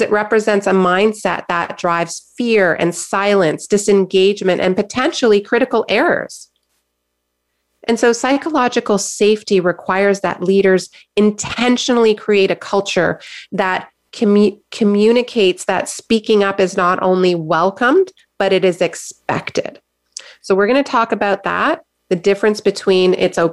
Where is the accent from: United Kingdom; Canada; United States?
Canada; I'm in Canada, I'm a Canadian, and I know that we Canadians love to be nice and polite